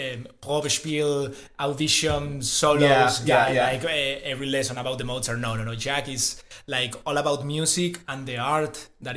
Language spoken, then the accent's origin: English; Gijón, Asturias, Spain; English is a second language; I'm from Gijón, which is a town in the, well, a small city in the north coast of Spain, in the Atlantic.